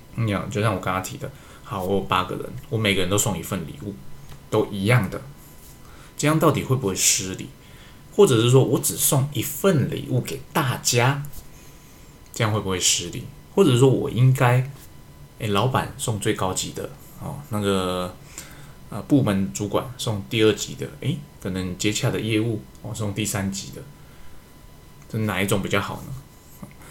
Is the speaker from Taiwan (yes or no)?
yes; Taiwan; 我身为一个台湾人